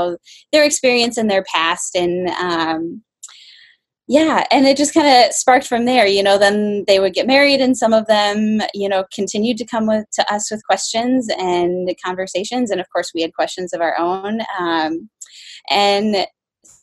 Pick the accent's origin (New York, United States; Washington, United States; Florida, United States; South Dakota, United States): South Dakota, United States; Groton; now in St. Louis, United States; I grew up in South Dakota, a little town, Groton, by the Aberdeen area